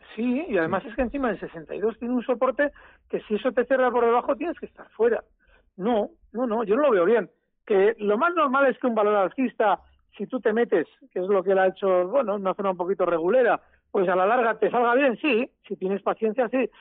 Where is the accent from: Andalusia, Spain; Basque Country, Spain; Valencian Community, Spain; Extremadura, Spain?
Basque Country, Spain; Biscay; aquí de Vizcaya, y los de Vizcaya pues somos muy del BBV y de Iberdrola